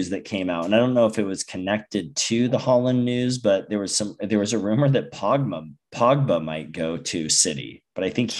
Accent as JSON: {"language": "English", "country": "United States", "said": "As an American"}